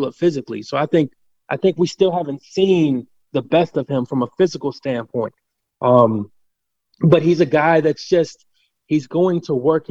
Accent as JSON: {"language": "English", "town": "Cincinnati", "region": "Ohio", "country": "United States", "tie": "born or raised there", "said": "I'm speaking as a Midwestern guy, I'm born and raised in Cincinnati, Ohio"}